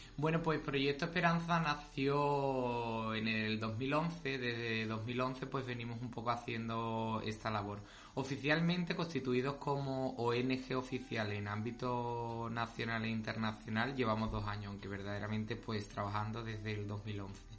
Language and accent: Spanish; Morón de la Frontera, Andalusia, Spain; nosotros somos de Morón, siempre queremos nuestro pueblo